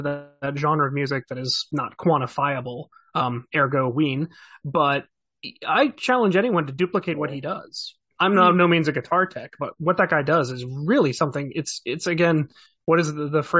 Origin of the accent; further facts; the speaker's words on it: New Jersey, United States; my home state of New Jersey